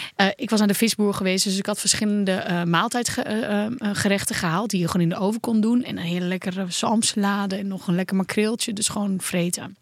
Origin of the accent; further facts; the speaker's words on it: Netherlands; Als Nederlanders